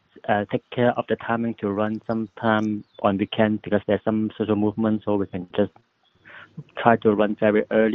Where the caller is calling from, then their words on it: Hong Kong; from Hong Kong.